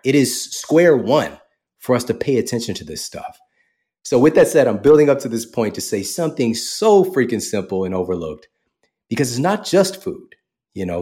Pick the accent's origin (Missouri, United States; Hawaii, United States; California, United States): Missouri, United States; St. Louis; moved away as an adult; also born or lived in Wildwood, Missouri; now in Los Angeles, United States; I was born and raised in Saint Louis, Missouri